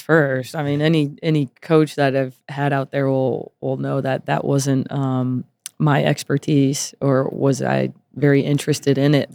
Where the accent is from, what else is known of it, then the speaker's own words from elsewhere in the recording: Las Vegas, Nevada, United States; moved away as an adult; I was born and raised here